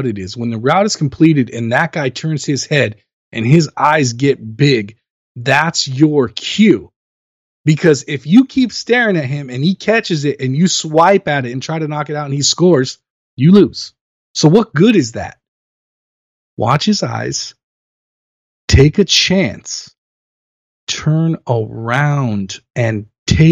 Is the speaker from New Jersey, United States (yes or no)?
no; Los Angeles, California, United States; I'm born and raised in Los Angeles. I've lived here since 1978 when I was born.